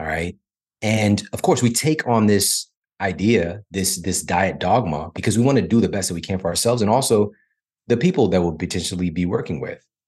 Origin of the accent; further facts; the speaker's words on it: St. Louis, Missouri, United States; I'm from Saint Louis